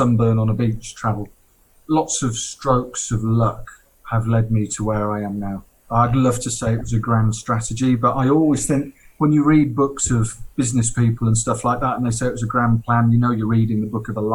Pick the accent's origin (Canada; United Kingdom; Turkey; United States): United Kingdom; now in Chiang Mai, Thailand; being a Brit